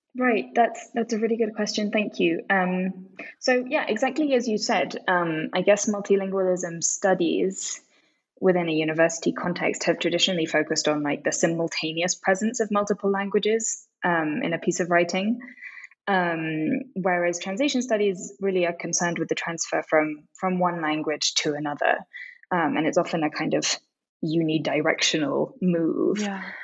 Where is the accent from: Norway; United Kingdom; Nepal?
United Kingdom; London; moved away as an adult; also born or lived in Tokyo, Japan; now in Mexico City, Mexico; I grew up mainly in London